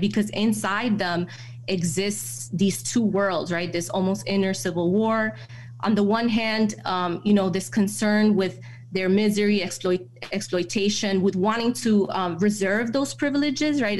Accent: New York City, New York, United States; moved away as an adult; So I grew up in New York City. I grew up in the Bronx

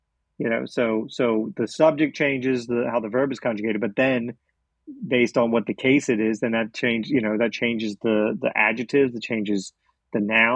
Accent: Oklahoma, United States; moved away as an adult; now in Zagreb, Croatia; I'm from Oklahoma.

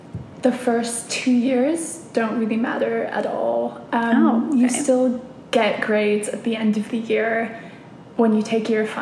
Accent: United States; moved away as an adult; now in Cambridge, United Kingdom; I grew up in the States

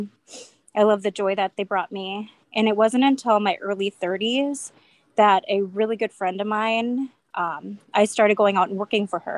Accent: Bismarck, North Dakota, United States; I am from Bismarck

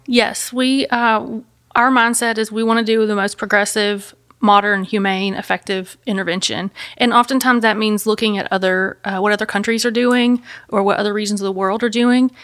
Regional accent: Memphis, Tennessee, United States; I'm from Memphis, Tennessee. I've lived here my whole life

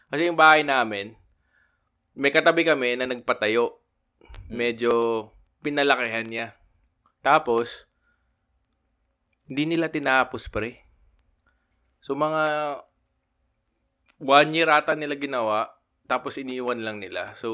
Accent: Bacolod, Negros Occidental, Philippines; moved away; Lumaki ako sa ano, Bacolod City.

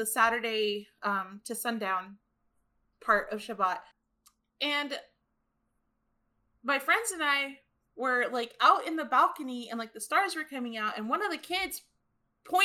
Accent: Los Angeles, California, United States; also born or lived in Guatemala; I grew up in North Hollywood, California

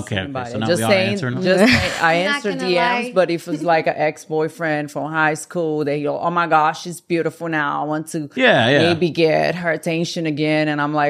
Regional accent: Brazil; moved away; I'm from Brazil

